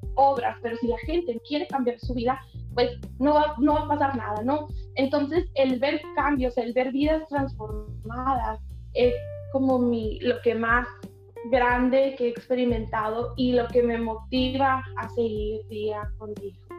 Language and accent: Spanish; Miguel Alemán, Sonora, Mexico; aquí en mi ciudad, aquí en mi país.